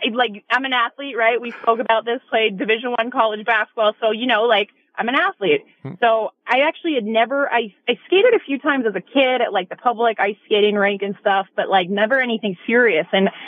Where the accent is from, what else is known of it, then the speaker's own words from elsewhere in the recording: Pittsburgh, Pennsylvania, United States; moved away as an adult; now in Las Vegas, United States; we're Pens fans from Pittsburgh